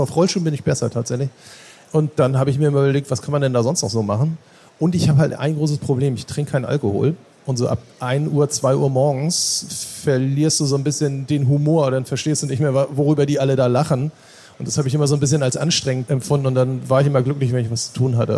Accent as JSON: {"language": "German", "town": "Norderstedt", "region": "Schleswig-Holstein", "country": "Germany", "tie": "born or raised there", "said": "ich komme aus Norderstedt im Norden von Hamburg"}